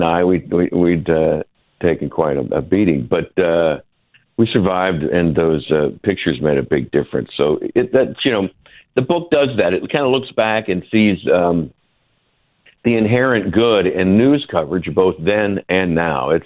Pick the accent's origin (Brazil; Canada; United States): United States; an American cameraman, I mean, I was shot at and shelled and beaten just because I was an American with a camera